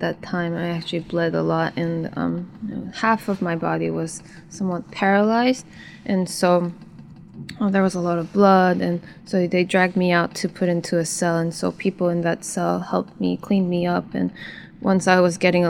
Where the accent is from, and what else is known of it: North Korea; born or raised there; moved away as an adult